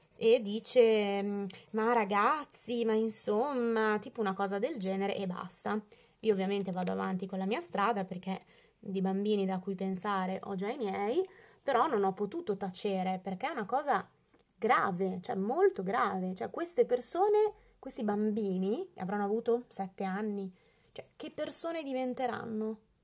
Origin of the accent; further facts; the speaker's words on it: Bologna, Emilia-Romagna, Italy; io sono di Bologna